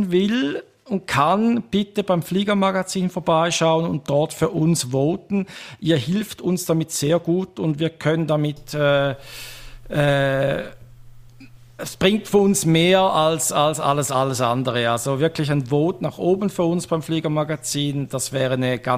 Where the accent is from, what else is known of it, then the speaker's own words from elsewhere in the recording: Switzerland; accent: Swiss German; vielleicht schlägt einfach mein persönlicher Dialekt äh, ein wenig zu fest, schweizerisch